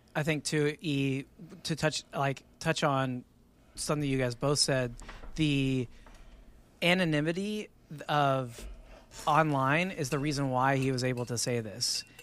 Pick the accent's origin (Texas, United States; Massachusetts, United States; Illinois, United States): Texas, United States; as a Texan